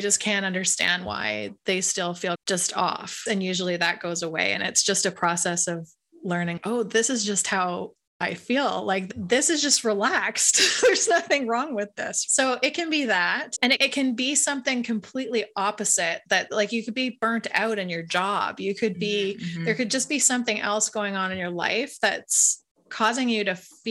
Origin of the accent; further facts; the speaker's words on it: Canada; I'm Canadian